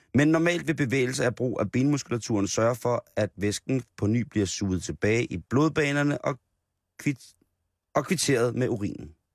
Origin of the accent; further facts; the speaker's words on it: Roskilde, Zealand, Denmark; som Roskilde-dreng